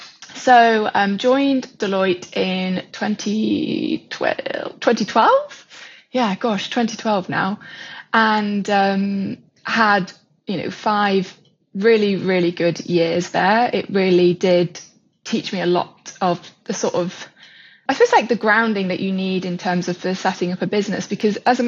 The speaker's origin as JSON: {"language": "English", "region": "Yorkshire and the Humber", "country": "United Kingdom", "tie": "born or raised there", "moved": "yes", "lives_now": "London, United Kingdom", "said": "I was originally from Yorkshire. I was brought up on a farm"}